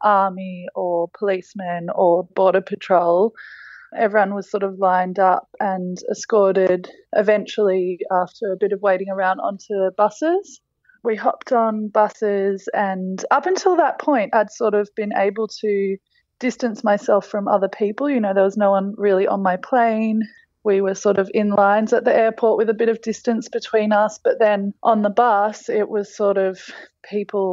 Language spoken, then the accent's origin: English; Australia; moved away; welcomed back to my home country